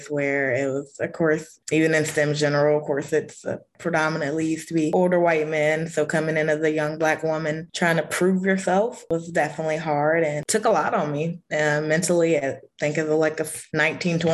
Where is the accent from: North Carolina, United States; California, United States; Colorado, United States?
North Carolina, United States; Rocky Mount; I'm from Rocky Mount, North Carolina, and I did my graduation project at a local small animal hospital